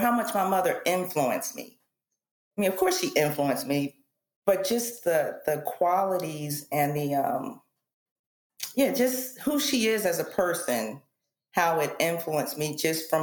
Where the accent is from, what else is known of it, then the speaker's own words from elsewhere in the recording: East Coast, United States; I grew up on the East Coast